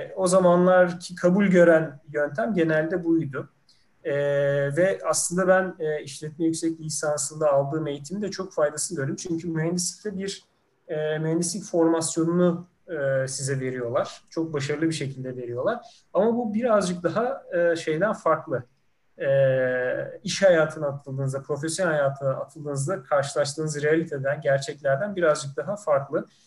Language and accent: Turkish; İzmir, Turkey; moved away as an adult; also born or lived in Ankara; ben aslında İzmirliyim.